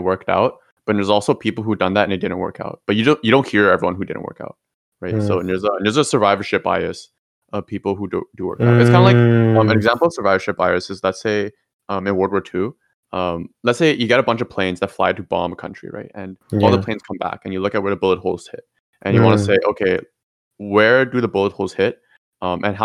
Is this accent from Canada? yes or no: yes; Ottawa, Ontario, Canada; moved away as an adult; also born or lived in Toronto; who I grew up as in Ottawa.